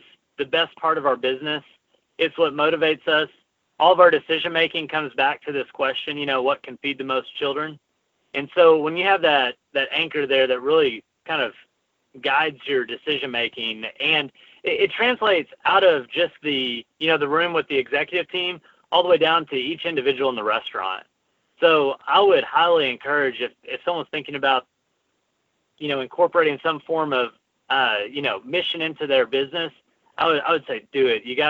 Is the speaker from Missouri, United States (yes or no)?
no; Arkansas, United States; moved away as an adult; also born or lived in Los Angeles; we're both from Arkansas, and we moved back to Arkansas